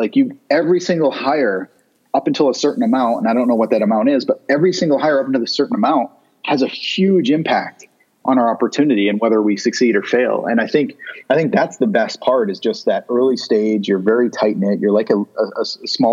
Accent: Vermont, United States; also born or lived in Chicago; now in Southern California, United States; I grew up in Vermont

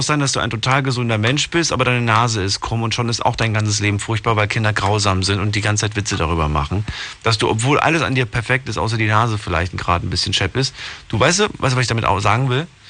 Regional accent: Ludwigshafen, Rhineland-Palatinate, Germany; Bin ja auch aus Ludwigshafen

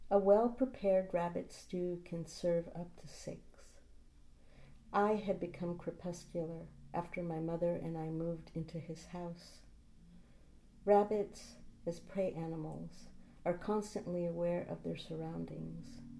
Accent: San Francisco, California, United States; I grew up in San Francisco.

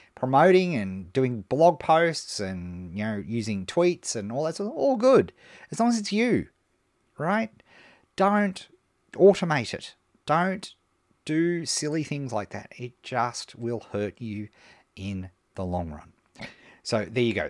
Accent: Melbourne, Victoria, Australia; here in my hometown of Melbourne

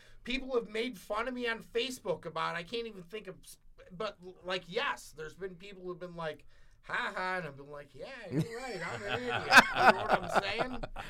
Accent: Dolton, Illinois, United States; I grew up in Dalton, Illinois.

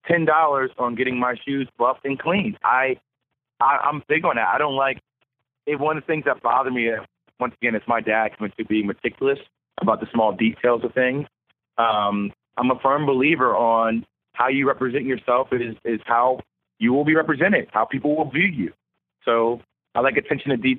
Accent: United States; moved away; also born or lived in the South / Durham, North Carolina; I'm from New Jersey, New York

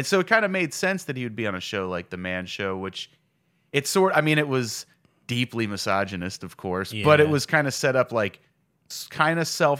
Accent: Rockville, Maryland, United States; Because I grew up in Rockville, so that was... You know, just on the red line.

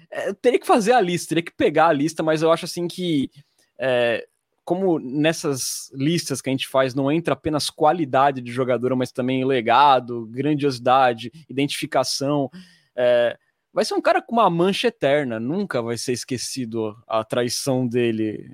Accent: Santos, São Paulo, Brazil; sou de Santos

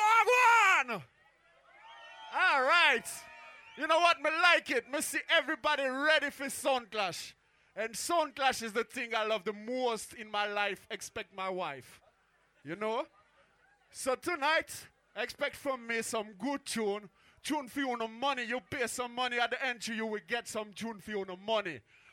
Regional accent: Switzerland; You know, we come from Switzerland.

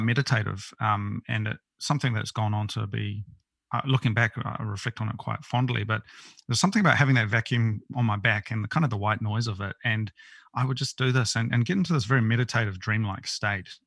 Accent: New Zealand; born or raised there; moved away as an adult; also born or lived in Tokyo, Japan

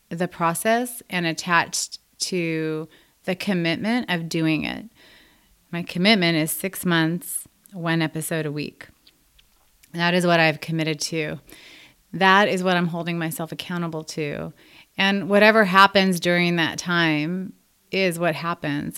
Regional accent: Los Angeles, California, United States; I was born and raised in Los Angeles.

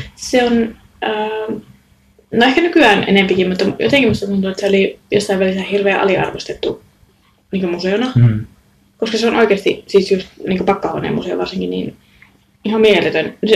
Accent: Raahe, North Ostrobothnia, Finland; moved away as an adult; Ja mä oon aina ollut niin raahelainen silloinkin, kun mä oon asunut muualla.

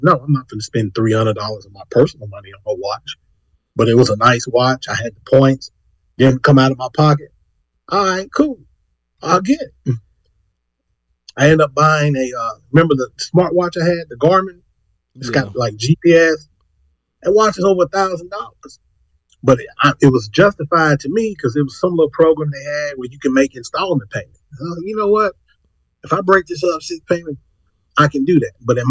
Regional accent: Corpus Christi, Texas, United States; I ain't been out in Corpus in 2 years. Go make the face like, nigga, I don't believe that. In my hometown, I have not been out in 2 years.

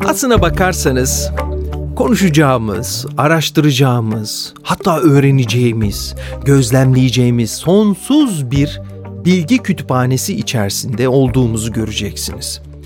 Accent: Istanbul, Turkey; moved away as an adult; now in Zurich, Switzerland; günümüz adıyla İstanbul'da dünyaya gelmişim.

